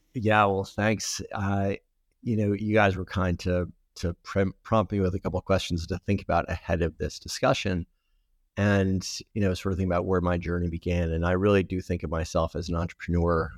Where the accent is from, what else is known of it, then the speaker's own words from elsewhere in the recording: Providence, Rhode Island, United States; I grew up in Providence, Rhode Island